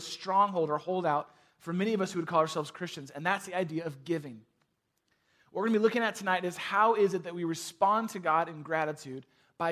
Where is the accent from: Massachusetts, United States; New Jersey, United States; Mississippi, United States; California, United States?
California, United States; San Francisco; moved away as an adult; now in Chicago, United States; I grew up in San Francisco